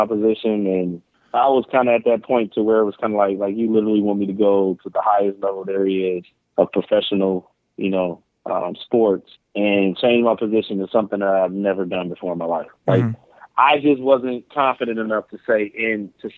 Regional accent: Detroit, Michigan, United States; born or raised there

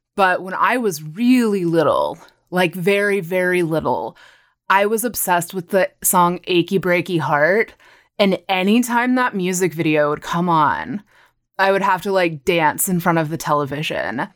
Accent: Granbury, Texas, United States; moved away as an adult; also born or lived in Austin, Texas; now in Los Angeles, United States; I am from a tiny little town called Granbury in Texas. It's about forty-five minutes southwest of Fort Worth. So I grew up in North Texas

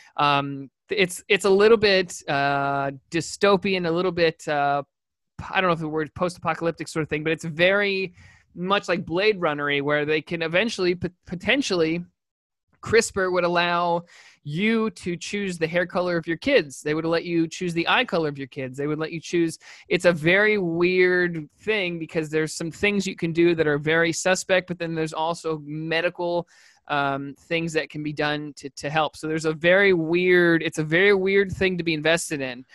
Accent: New York, United States; We're from New York

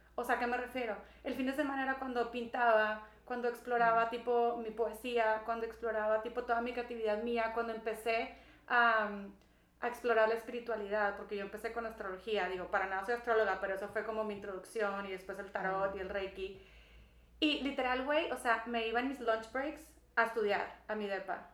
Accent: Monterrey, Nuevo León, Mexico; moved away as an adult; yo nací en Monterrey, Nuevo León. Este, muy bendecida con mis papás y tengo dos hermanos mayores. Y pues estuve aquí em, pues hasta los 21 años

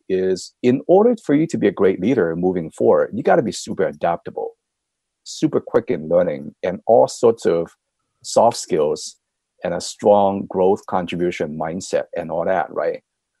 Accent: United States; I'm thoroughly American, right?

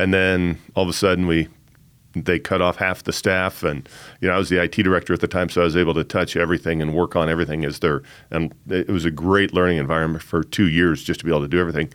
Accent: Colorado Springs, Colorado, United States; I grew up here in the Springs as the son of a Air Force officer

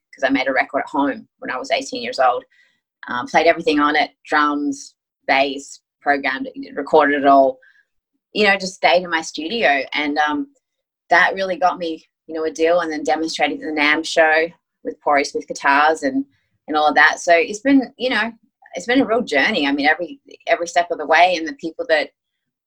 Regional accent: Australia; accent: Aussie; also born or lived in Greece; now in United States; my Aussie accent

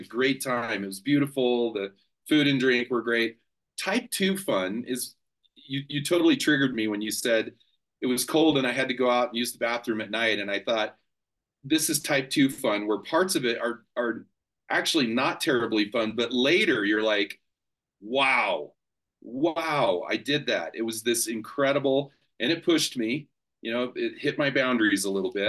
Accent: Colorado, United States; I'm from Colorado. So I I have great mountains

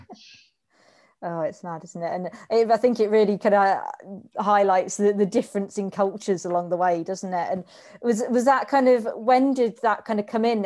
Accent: Reading, South East England, United Kingdom; I grew up in Reading as well

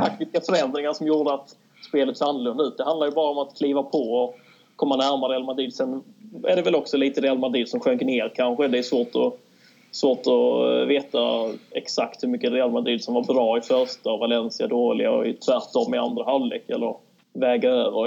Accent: Kristianstad, Skåne, Sweden; moved away as an adult; also born or lived in Kalmar; now in Malmö, Sweden; född och uppvuxen i Kristianstad

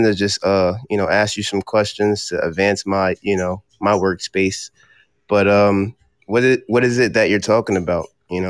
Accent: Cherry Hill, New Jersey, United States; I'm from Cherry Hill. Cherry Hill, New Jersey, right next to Philly.

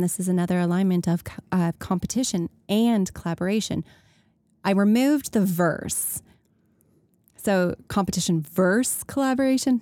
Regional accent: Canada; 'cause we're Canadian

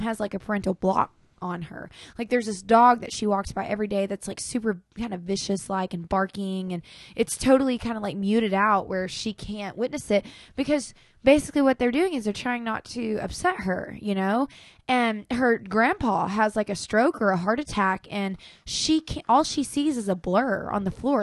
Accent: Clarksville, Arkansas, United States; we're from Clarksville, Arkansas

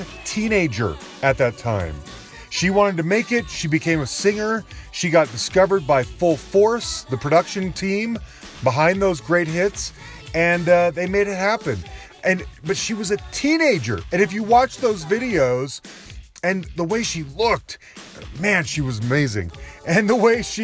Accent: Utah, United States; now in Denver, United States; I'm a white guy from the Mountain West and I grew up in Utah and I live in Denver

